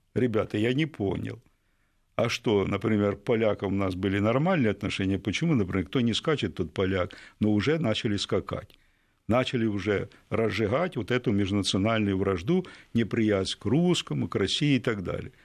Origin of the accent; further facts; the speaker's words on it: Ukraine; Я українець от діда і прадіда.